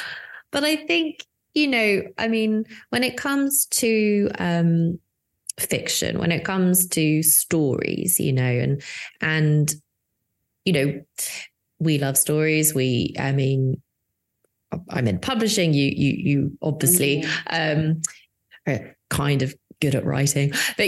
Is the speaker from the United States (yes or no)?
no; United Kingdom; I'm the Brit